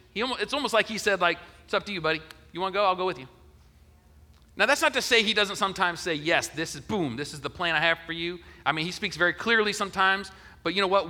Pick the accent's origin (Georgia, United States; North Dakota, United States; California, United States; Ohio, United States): Ohio, United States; moved away as an adult; also born or lived in Denver; now in Augusta, United States; I was from Ohio